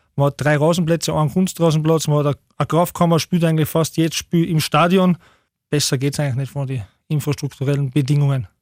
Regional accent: Tyrol, Austria; moved away as an adult; now in Upper Austria, Austria; Ich bin zwar halb Deutscher und halb Österreicher, aber bin halt in Tirol aufgewachsen

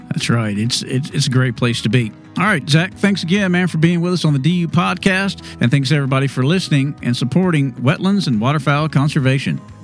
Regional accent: Texas, United States; When I was growing up in Texas

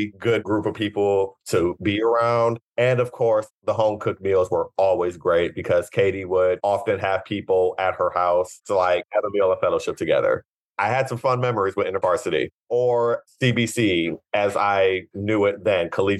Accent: Cleveland, Ohio, United States; I am from Ohio originally, Cleveland, Ohio, the actual city of Cleveland, not a suburb

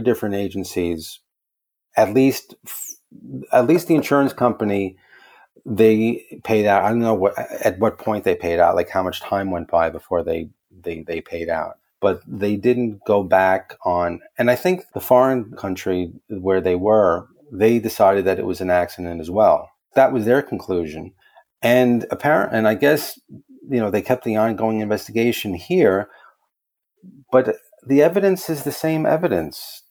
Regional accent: New York City, New York, United States; I'm from the Bronx in New York

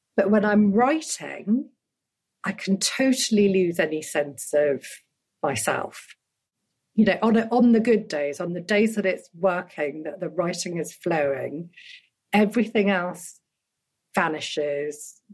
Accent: United Kingdom; born or raised there; also born or lived in Dhaka, Bangladesh

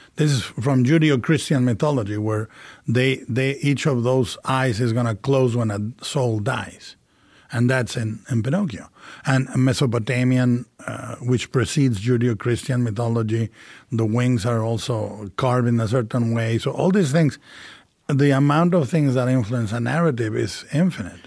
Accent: Mexico; a Gothic cathedral called El Expiatorio, uh, in the middle of my hometown.

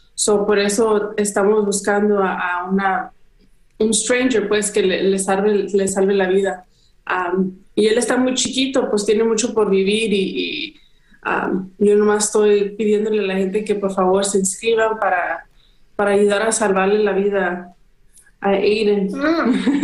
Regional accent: Guadalajara, Jalisco, Mexico; now in United States; yo soy de Guadalajara, México

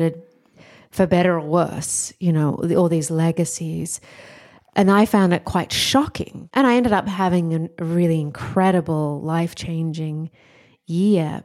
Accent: Australia; moved away as an adult; I'm Australian

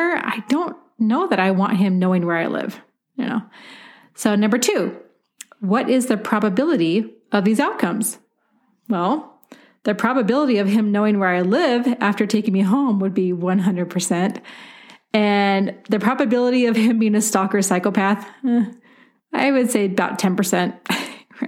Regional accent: Portland, Oregon, United States; moved away as an adult; now in Denver, United States; Portland, Oregon, which is my hometown

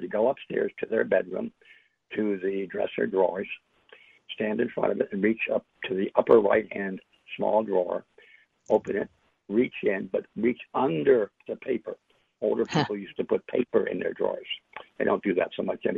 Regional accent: New York City, New York, United States; I'm from New York City, from Manhattan

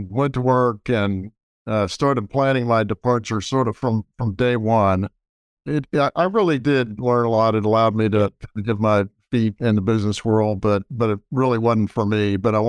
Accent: Austin, Texas, United States; Well, I grew up in Austin, Texas, for the most part. And I say for the most part because my father was in the Army. So we ended up moving around all the time, lived in Army bases all over the country.

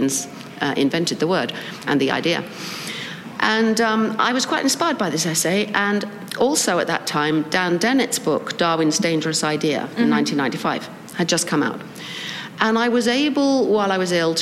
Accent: England, United Kingdom; as you can tell from my voice, I come from England

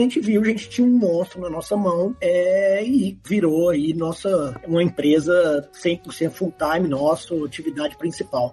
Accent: Belo Horizonte, Minas Gerais, Brazil; eu sou de BH

